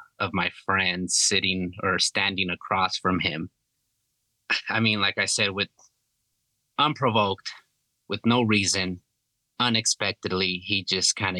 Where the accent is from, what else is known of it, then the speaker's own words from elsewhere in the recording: California, United States; moved away as an adult; I was born and raised in California up until I was like 19, 20